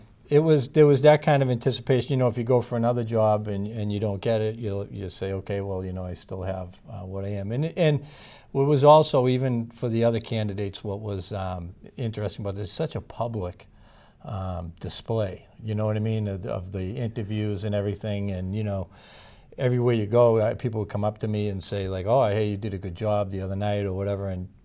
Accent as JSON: {"language": "English", "town": "Belmont", "region": "Massachusetts", "country": "United States", "tie": "born or raised there", "said": "Townfield certainly played a big part in my life growing up in Belmont."}